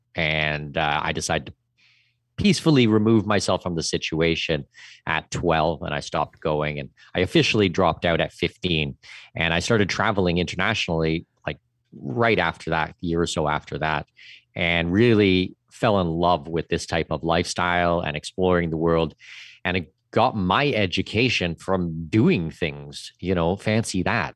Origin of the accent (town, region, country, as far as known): Southwestern Ontario, Canada; moved away as an adult; also born or lived in Middle East / Brazil